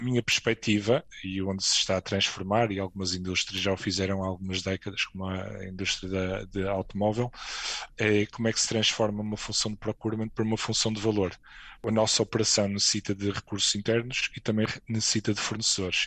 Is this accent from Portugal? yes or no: yes; Portugal; moved away as an adult; also born or lived in Madrid, Spain; now in Luxembourg; eu saí de Portugal em 2007